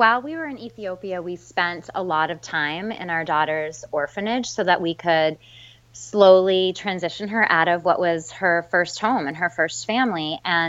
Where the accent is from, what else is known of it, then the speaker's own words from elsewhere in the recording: East Coast, United States; now in Fort Worth, United States; So we live in Fort Worth, Texas now. I'm originally from the East Coast, but we've been in Texas for about 5 years now, I think.